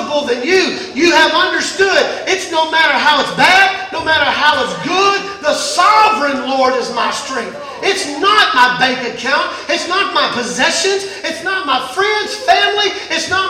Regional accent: Mississippi, United States; I grew up in Mississippi

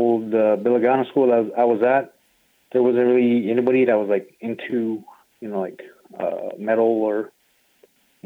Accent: Sanders, Arizona, United States; I grew up in Sanders, Arizona, like a little reservation town.

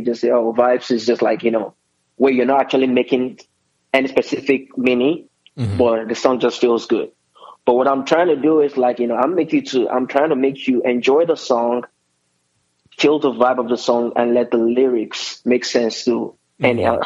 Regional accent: Nigeria; I'm Nigerian

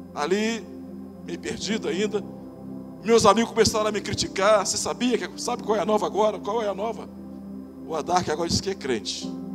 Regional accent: Rio de Janeiro, Brazil; eu sou do Rio de Janeiro

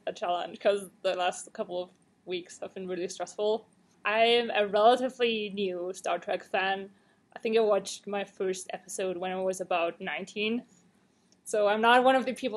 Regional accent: Austria; moved away as an adult; now in Arizona, United States; I'm from Austria.

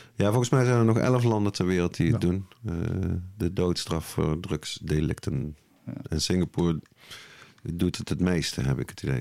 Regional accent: Nuenen, North Brabant, Netherlands; Ik eh, ben uit het altijd gezellige dorpje Nune

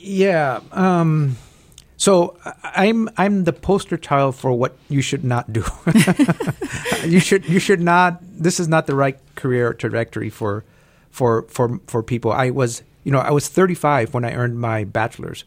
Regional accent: El Paso, Texas, United States; I was born and raised in El Paso, Texas.

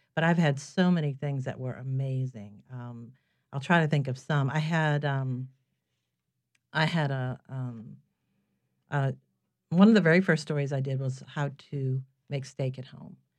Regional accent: New Orleans, Louisiana, United States; moved away as an adult; I'm from here originally. I was born in New Orleans, and I had moved away for more than a dozen years. And I came back in two thousand four

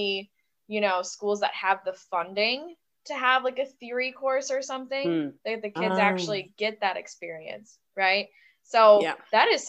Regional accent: United States; being an American

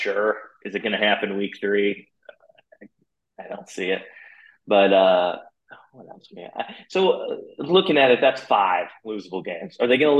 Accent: Tennessee, United States; moved away; also born or lived in Missouri; I'm from Tennessee

